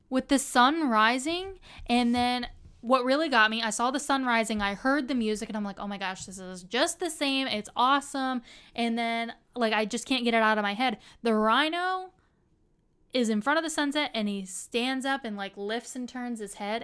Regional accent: Central Pennsylvania, United States; moved away as an adult; now in Florida, United States; Central Pennsylvania

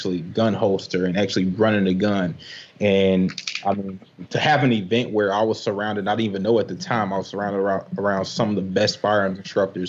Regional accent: Chicago, Illinois, United States; I'm from Chicago

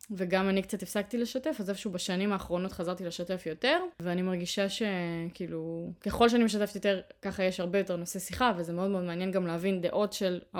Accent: Ariel, West Bank, Israel; אני גדלתי באריאל, אבל למדתי בתיכון בתל אביב

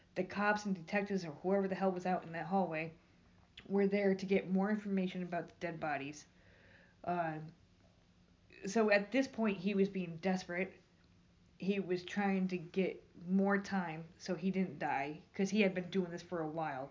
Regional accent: New York, United States; moved away; I'm from New York.

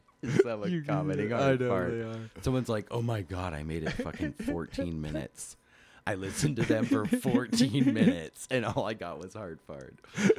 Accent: Alaska, United States; moved away as an adult; also born or lived in Bellingham, Washington; now in Portland, United States; Moved to Alaska when I was about 2 years old.

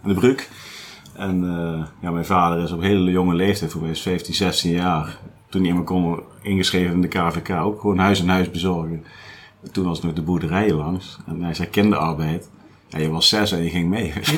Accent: Nijmegen, Gelderland, Netherlands; ik ben ook geboren in Nijmegen

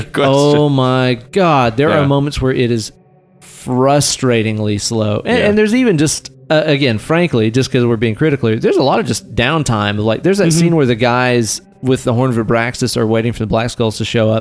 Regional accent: the South, United States; We're from the South

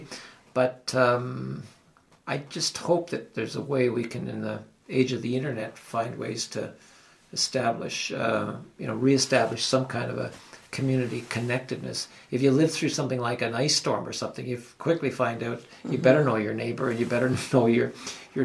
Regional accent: Ottawa Valley, Ontario, Canada; I'm from the Ottawa Valley

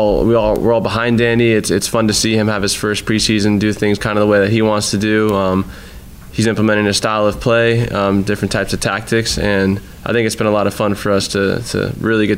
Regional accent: Florida, United States; moved away; I'm from Florida

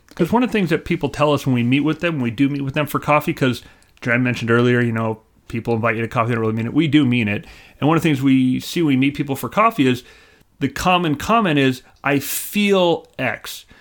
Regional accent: California, United States; moved away as an adult; now in Tennessee, United States; I was from California

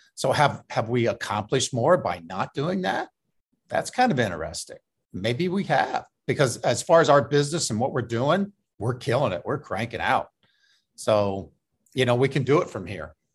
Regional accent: Indianapolis, Indiana, United States; moved away; also born or lived in New York; I'm originally from Indianapolis, which is in the Midwest

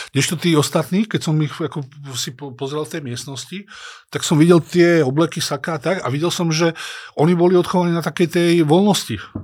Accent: Dolná Súča, Trenčín Region, Slovakia; moved away; som z dediny z Dolnej Súče, eh, pristahoval som sa do nejakého stredného mesta Trenčína

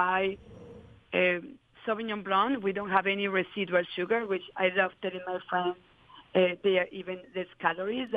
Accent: Medellin, Antioquia, Colombia; now in California, United States; I certainly grew up on the worst times of Colombia and growing up in Medellin

